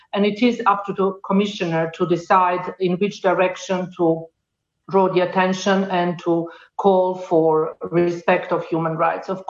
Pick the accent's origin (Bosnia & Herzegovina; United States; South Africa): Bosnia & Herzegovina; Sarajevo; I come from Sarajevo, from Bosnia and Herzegovina